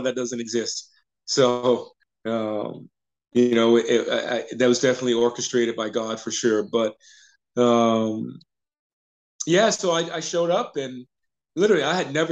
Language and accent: English; Atlanta, Georgia, United States; also born or lived in New Orleans, Louisiana; I call Atlanta home, but I was actually born in New Orleans, but I grew up in Atlanta